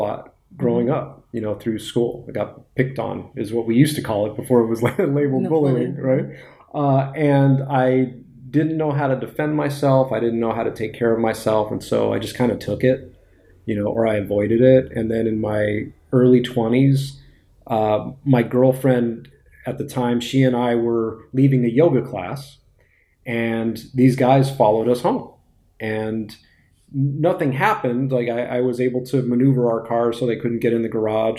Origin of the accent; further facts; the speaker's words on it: West Hollywood, California, United States; I grew up in West Hollywood